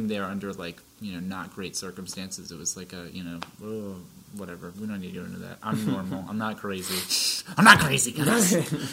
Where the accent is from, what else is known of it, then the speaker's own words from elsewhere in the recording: Vermont, United States; now in Massachusetts, United States; I'm actually from Vermont